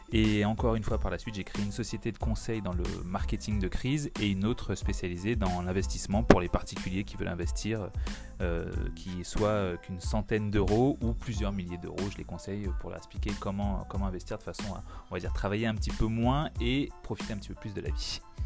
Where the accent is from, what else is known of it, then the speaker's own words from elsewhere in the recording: Guadeloupe; chez nous en Guadeloupe